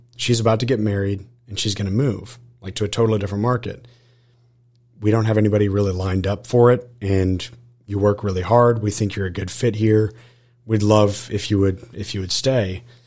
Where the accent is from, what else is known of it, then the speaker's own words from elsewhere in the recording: Austin, Texas, United States; now in College Station, United States; I was actually born and raised in Austin, Texas